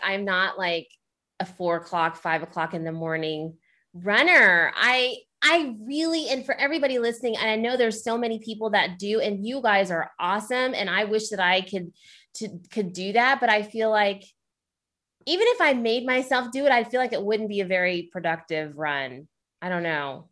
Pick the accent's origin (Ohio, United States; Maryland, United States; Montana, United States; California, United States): Ohio, United States; I'm from Ohio